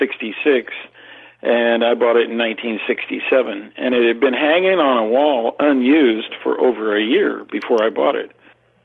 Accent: Southern California, United States; by the early 60s, I grew up in Southern California on the beach.

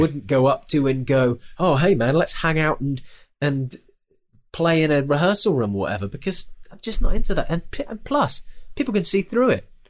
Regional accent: United Kingdom; it's very different in the United Kingdom. We're very, uh, we're very British about it all

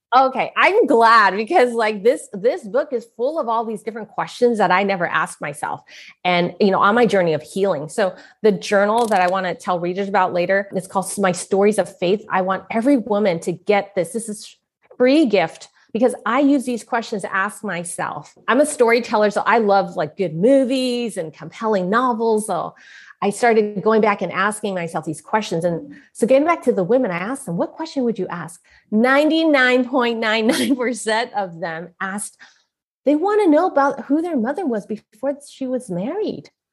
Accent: San Francisco, California, United States; I was born in San Francisco, Chinatown

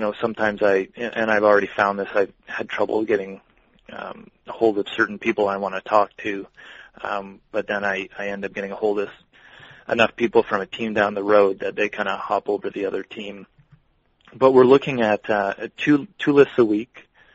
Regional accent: Canada

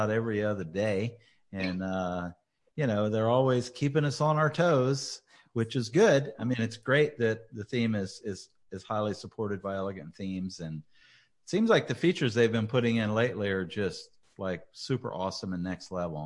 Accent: Louisiana, United States; my fellow Louisianian

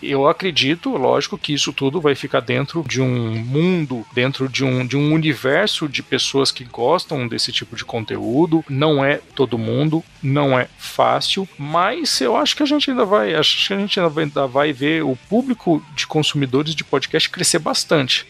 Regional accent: Franca, São Paulo, Brazil; eu venho de Franca, que tá ali a 12 quilômetros de Minas

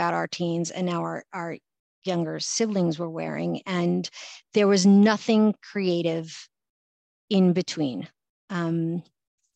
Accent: New York City, New York, United States; I grew up in New York City

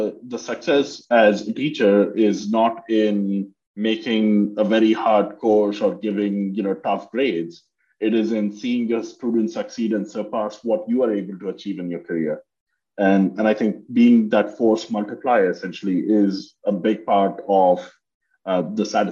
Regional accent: India; moved away as an adult; now in United States; I grew up in India and did my undergrad there

